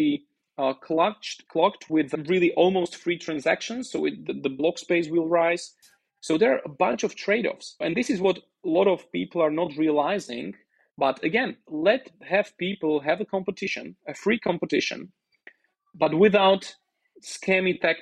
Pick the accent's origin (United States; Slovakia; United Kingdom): Slovakia; first language Slovak; English is a second language; now in Roatan, Honduras; My native language is Slovak.